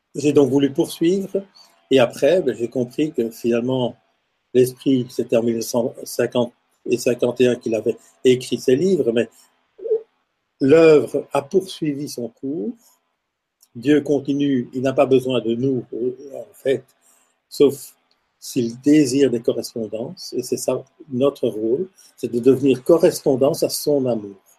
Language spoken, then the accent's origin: French; Lubumbashi, Haut-Katanga, DR Congo; now in Belgium; Donc je suis né en Afrique, je suis né à Elisabethville, qui est devenue Lubumbashi aujourd'hui